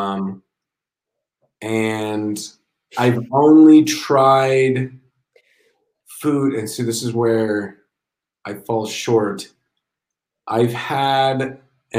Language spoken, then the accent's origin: English; Columbus, Ohio, United States; now in Madrid, Spain; I'm from Ohio, Columbus, Ohio originally.